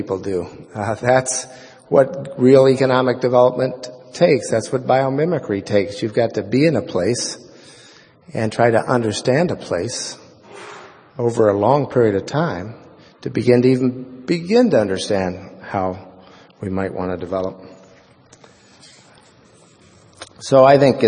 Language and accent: English; Oregon, United States; the most important influence in my life was growing up in Oregon